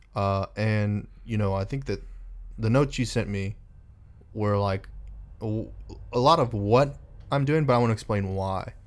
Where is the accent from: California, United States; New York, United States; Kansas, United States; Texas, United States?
Texas, United States; also born or lived in Reno, Nevada; I was born in Reno, uh, moved to Texas when I was eight years old